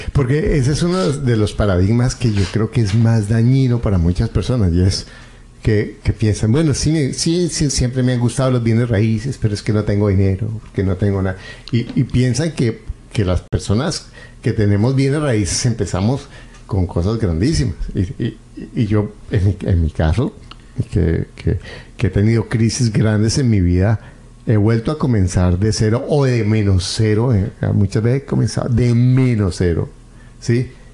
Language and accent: Spanish; Colombia; Yo recuerdo en Colombia, yo soy colombiano